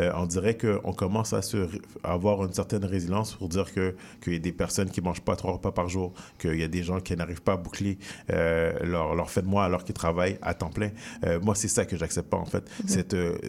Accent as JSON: {"language": "French", "town": "Montreal", "region": "Quebec", "country": "Canada", "tie": "born or raised there", "said": "j'ai grandi dans le quartier Saint-Michel"}